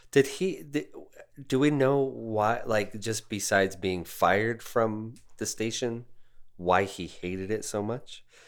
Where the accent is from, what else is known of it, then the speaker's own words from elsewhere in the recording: Denver, Colorado, United States; here in Denver